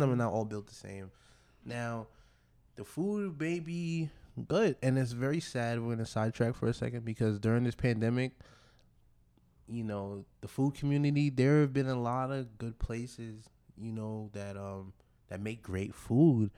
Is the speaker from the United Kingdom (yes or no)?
no; Nigeria; I am a Nigerian